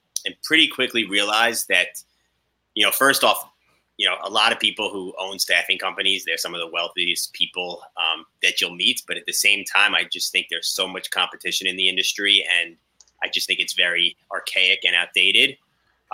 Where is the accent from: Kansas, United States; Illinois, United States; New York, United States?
New York, United States; Long Island; also born or lived in Indiana; I grew up in New York, Long Island